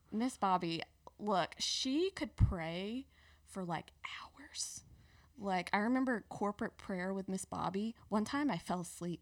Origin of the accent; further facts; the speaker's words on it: Petal, Mississippi, United States; moved away as an adult; now in Birmingham, United States; I grew up in South Mississippi